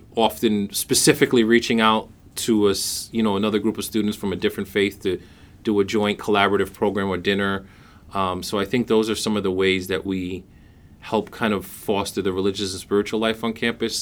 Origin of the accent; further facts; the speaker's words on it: New York City, New York, United States; I was born and raised in Brooklyn, New York